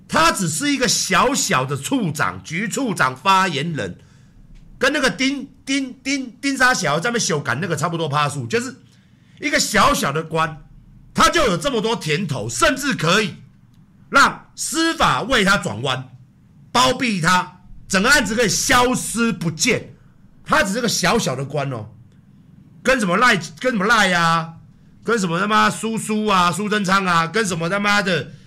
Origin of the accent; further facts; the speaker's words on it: Taiwan; 我们台湾人